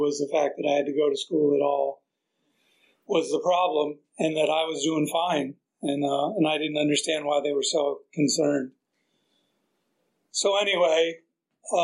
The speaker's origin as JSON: {"language": "English", "town": "San Diego", "region": "California", "country": "United States", "tie": "born or raised there", "also_born_or_lived": "Maryland", "said": "I grew up in San Diego. I actually grew up in Maryland before that, till I was in third grade, but then I moved to San Diego"}